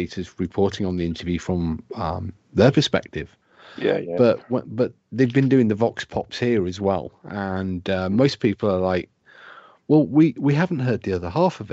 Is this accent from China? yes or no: no; United Kingdom; accent: British; my British accent